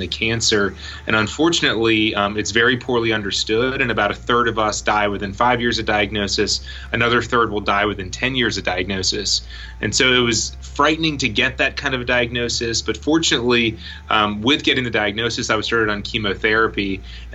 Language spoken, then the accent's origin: English; Raleigh, North Carolina, United States; moved away as an adult; I grew up in Raleigh, North Carolina